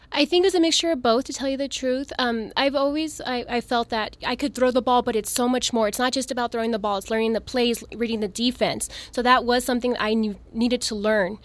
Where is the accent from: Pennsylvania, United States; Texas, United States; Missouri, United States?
Texas, United States; El Paso; I'm originally from El Paso. I went to El Paso High School